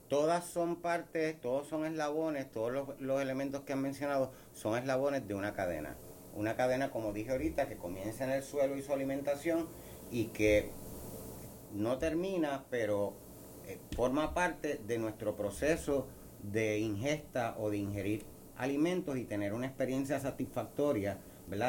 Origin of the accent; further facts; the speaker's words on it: Puerto Rico; nos distingue como puertorriqueños